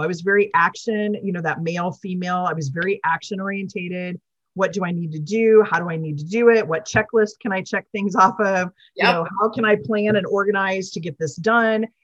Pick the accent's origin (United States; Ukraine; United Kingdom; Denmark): United States; Midwest; moved away; I came from the Midwest